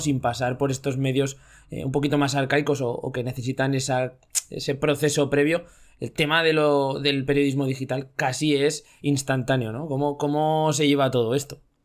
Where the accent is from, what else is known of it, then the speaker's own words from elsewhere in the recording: Zaragoza, Aragon, Spain; somos de Zaragoza